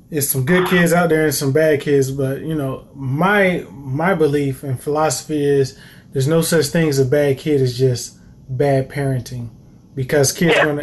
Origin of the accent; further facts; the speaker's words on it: Greensboro, North Carolina, United States; growing up here in Greensboro, well, growing up in Greensboro